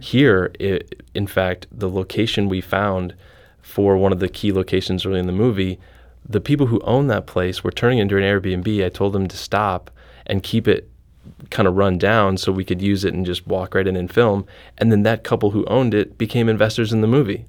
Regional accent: Iowa, United States; also born or lived in Chicago / Los Angeles; now in St. Louis, United States; I'm originally from Iowa

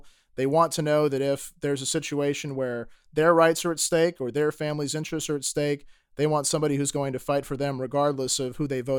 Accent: St. Louis County, Missouri, United States; For those of you who don't know me … I grew up in St. Louis County, and I've been a 15-year resident of University City, just outside of St. Louis City.

